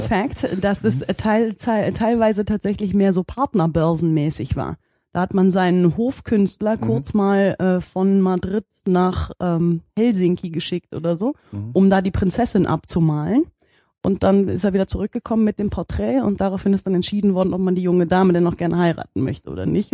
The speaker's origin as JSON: {"language": "German", "town": "Bad Münstereifel", "region": "North Rhine-Westphalia", "country": "Germany", "tie": "born or raised there", "also_born_or_lived": "Netherlands", "moved": "as an adult", "lives_now": "Hamburg, Germany", "said": "Ich komme aber ursprünglich äh, aus der Nähe von Köln, aus der schönen Eifel. Mhm. Ähm, und bin da groß geworden, in, in Bad Münstereifel"}